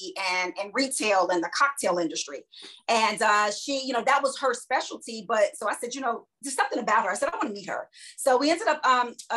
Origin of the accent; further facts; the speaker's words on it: Chicago, Illinois, United States; also born or lived in Boston / Philadelphia; now in Washington, D.C., United States; my hometown is Chicago, Illinois